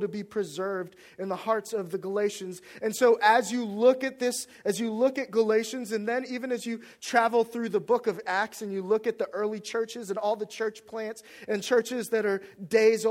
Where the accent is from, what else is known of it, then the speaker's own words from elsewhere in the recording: Washington, District of Columbia, United States; moved away as an adult; also born or lived in North Carolina; my hometown